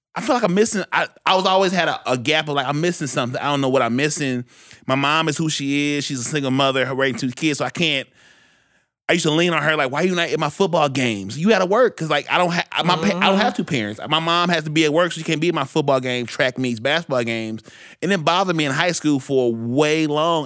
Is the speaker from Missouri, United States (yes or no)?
yes; St. Louis, Missouri, United States; I was raised in Central West End